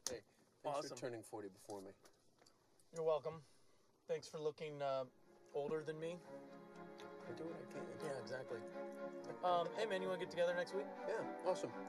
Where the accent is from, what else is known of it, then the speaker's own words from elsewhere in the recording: Midwest, United States; not too spicy. I am from the Midwest.